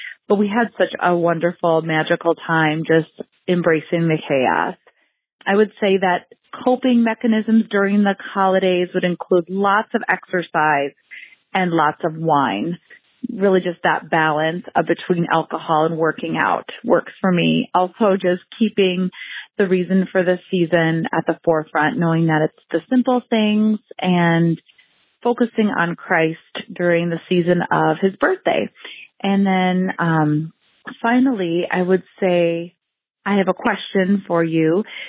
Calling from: Waconia, Minnesota, United States; I am a listener from Waconia, Minnesota

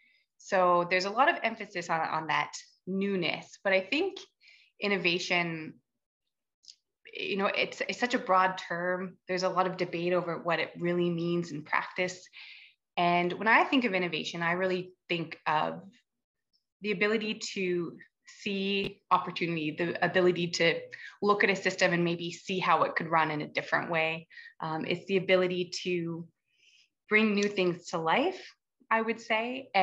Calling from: Whitehorse, Yukon, Canada; I am joining from Whitehorse, the traditional territories of the Colne and Dunn First Nation and the Tongquetchin Council. Very beautiful, very snowy at the moment.

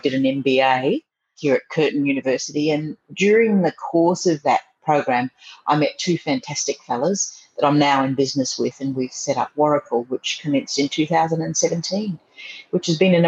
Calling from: Paris, Île-de-France, France; Bonjour. I'm today in Paris. I'm living in the most beautiful area, beautiful big open avenues.

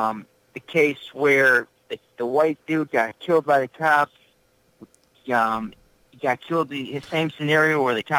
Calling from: Tennessee, United States; from Tennessee.

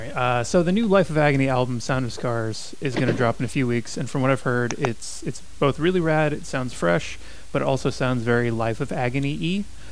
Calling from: Davis, California, United States; I am calling from a town outside of Sacramento called Davis.

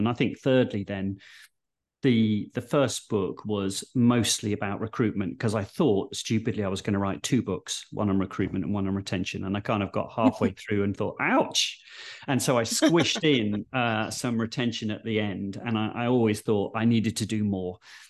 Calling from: London, United Kingdom; And I'm dialing in from Waterloo, the London one, not the Belgian one.

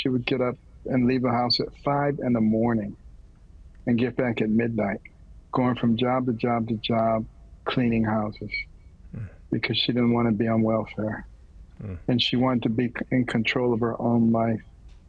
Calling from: Virginia, United States; I'm actually at my home studio in Virginia.

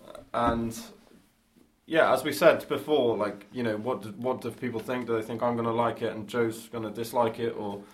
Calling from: England, United Kingdom; I'm calling from England.

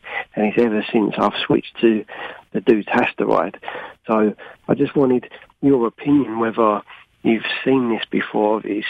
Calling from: United Kingdom; here from the UK.

